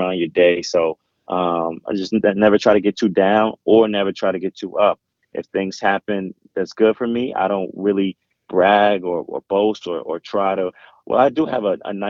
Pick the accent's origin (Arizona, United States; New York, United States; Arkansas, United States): New York, United States; New York City; I grew up in Jamaica, Queens.